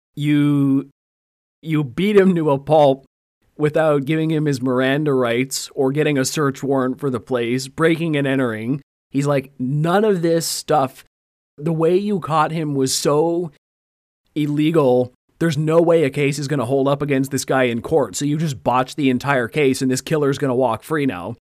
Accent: Canada; we're Canadian

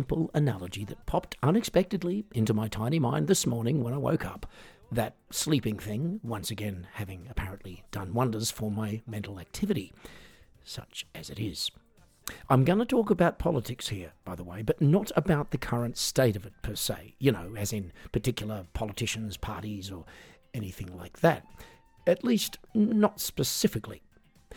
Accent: Australia; I grew up in Australia in a family that often, courtesy of my mum and dad, supported the conservative side of politics.

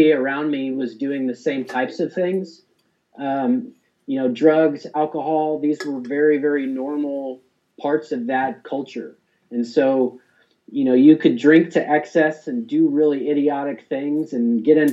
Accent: Texas, United States; the town that I grew up in Texas

